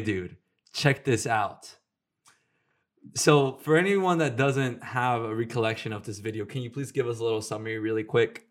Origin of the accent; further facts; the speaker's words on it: Houston, Texas, United States; moved away; when I was in Houston